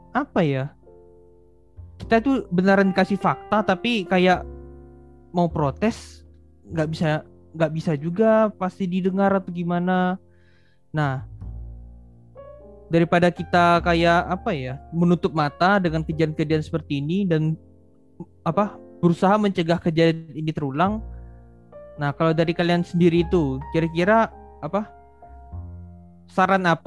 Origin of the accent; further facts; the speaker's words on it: Kalimantan, Indonesia; Untuk ukuran Kalimantan itu ya saya kan asal memang dari Kalimantan.